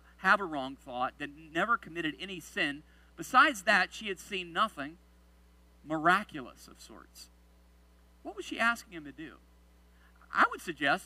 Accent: the South, United States; I grew up in the South

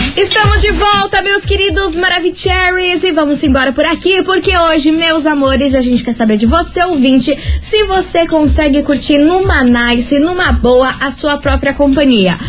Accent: Brazil; a gente é brasileira

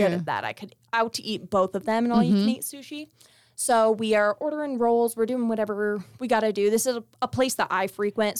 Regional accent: Las Vegas, Nevada, United States; And I'm from Las Vegas, and it's like entertainment capital.

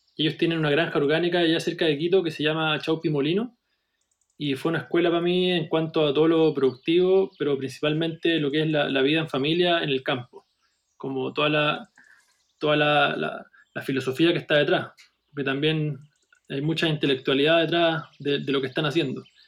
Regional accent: Viña del Mar, Valparaíso, Chile; Yo soy, de Viña del Mar

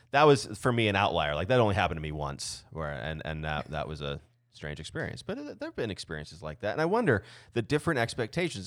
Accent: Southeast Arizona, United States; I grew up in in Southeast Arizona

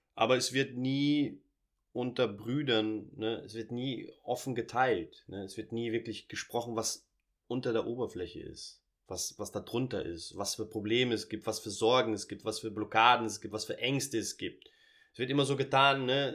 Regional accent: Portugal; also born or lived in Germany; Ich bin äh, in Portugal groß geworden, Sohn einer deutschen Mutter, brasilianischen Vater

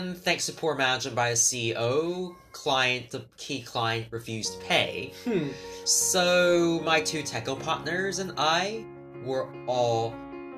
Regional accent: New York City, New York, United States; my hometown of New York City

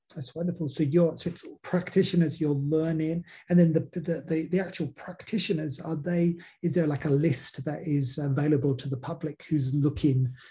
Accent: England, United Kingdom; now in Australia; growing up in England, we didn't have an indigenous community

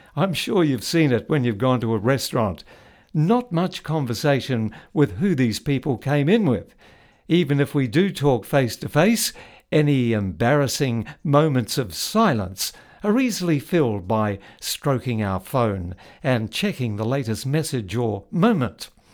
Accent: New Zealand; When I was growing up in New Zealand in the nineteen fifties

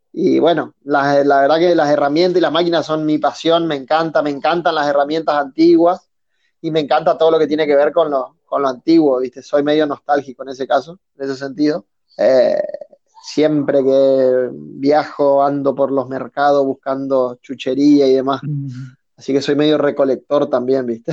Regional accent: Resistencia, Chaco, Argentina; soy oriundo de Resistencia, Chaco, al norte de Argentina

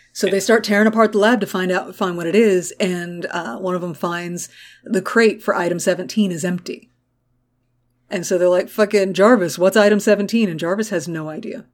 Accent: United States

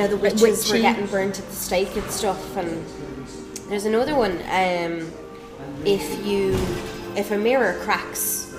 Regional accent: Ireland; born or raised there; accent: Irish

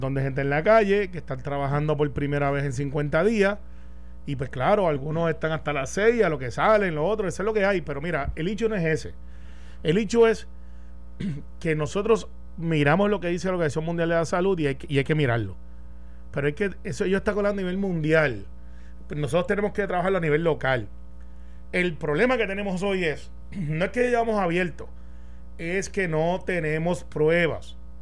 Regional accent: Guaynabo, Puerto Rico; Guaynabo, de donde yo soy, aunque no resido ahí ya, pero yo soy del barrio Santa Rosado y criado en Cantagallo

